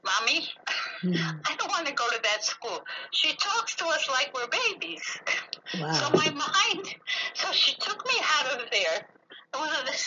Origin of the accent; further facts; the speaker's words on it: Long Island, New York, United States; moved away as an adult; now in Jerusalem, Israel; my early life was mostly on Long Island in a very affluent suburban area